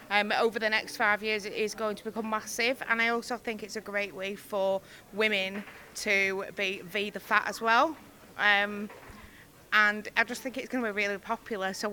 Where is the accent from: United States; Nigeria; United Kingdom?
United Kingdom; Preston, North West England